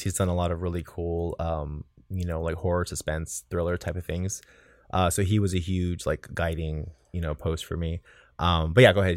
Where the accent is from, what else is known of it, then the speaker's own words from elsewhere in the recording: South Texas, United States; moved away; my hometown in South Texas